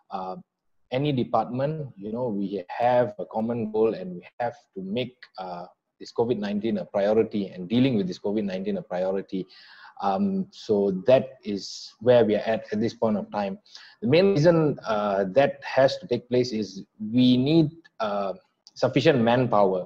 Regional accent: Kajang, Selangor, Malaysia; moved away as an adult; now in Johor, Malaysia; I'm actually born and bred in Kajang, Selangor

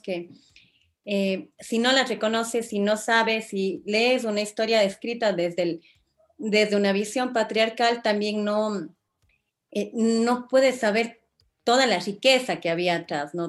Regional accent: Ecuador

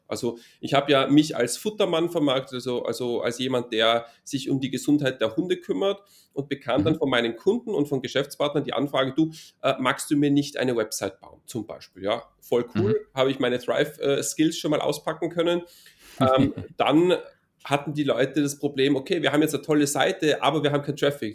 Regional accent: Innsbruck, Tyrol, Austria; now in near Vienna, Austria; komme aus Innsbruck, das ist in Tirol in Österreich

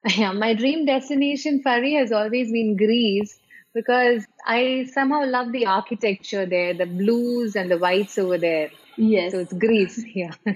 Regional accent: Kochi, Kerala, India; moved away as an adult; now in Dubai, United Arab Emirates; I hail from Cochin and uh, I came to Dubai in the year 2006

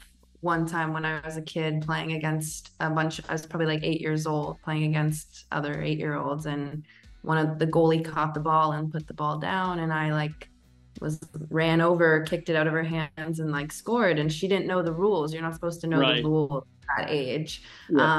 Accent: Toronto, Ontario, Canada; moved away as an adult; also born or lived in Indiana, United States; now in Portugal; I'm from Toronto, Canada

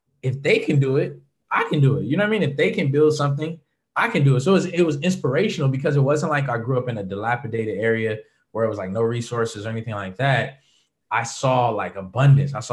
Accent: Los Angeles, California, United States; Born and raised in LA. Angelino, native LA boy

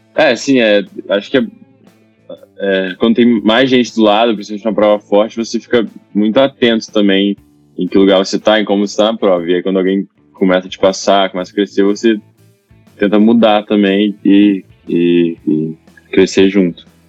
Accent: Itaguaí, Rio de Janeiro, Brazil; eu sou de Itaguaí, aqui do Rio, né? Eu comecei a nadar lá.

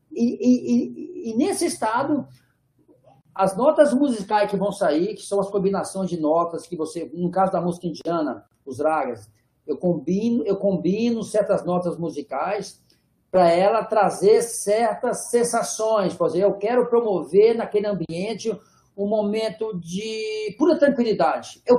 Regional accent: Minas Gerais, Brazil; eu sou mineiro, sou mineiro, eu vivo no interior de Minas, e eu fui morar em Ouro Preto

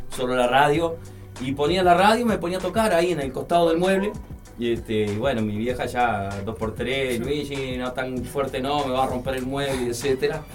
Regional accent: Barros Blancos, Canelones, Uruguay; yo crecí en Canelones, en Barros Blanco

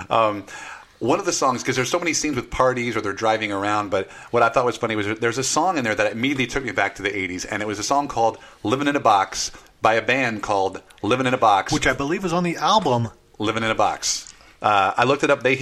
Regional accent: Hawaii, United States; also born or lived in St. Louis; now in Los Angeles, United States; I grew up in Hawaii.

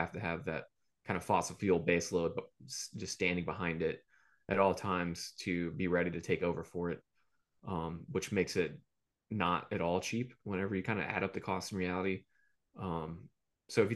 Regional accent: Gulf Coast, United States; I am from the Gulf Coast

